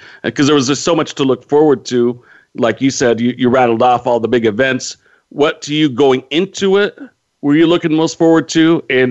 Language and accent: English; Modesto, California, United States; my hometown of Modesto.